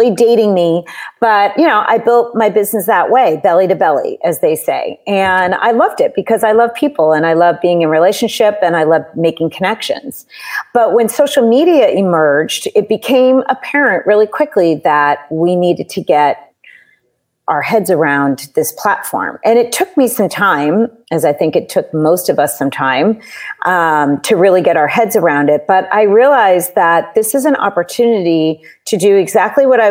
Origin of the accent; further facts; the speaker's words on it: Southern New Hampshire, United States; moved away as an adult; also born or lived in Boston; now in California, United States; I grew up in Southern New Hampshire